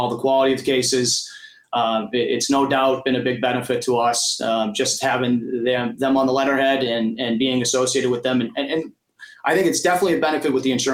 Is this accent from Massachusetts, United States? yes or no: yes; Millbury, Massachusetts, United States; I grew up in Millbury, a small little town outside of Worcester